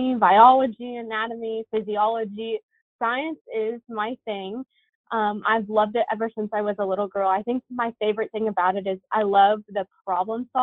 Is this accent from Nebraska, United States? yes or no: yes; Duncan, Nebraska, United States; also born or lived in Columbus, Nebraska / Wayne, Nebraska; I grew up in Duncan, but I went to school in Columbus, Nebraska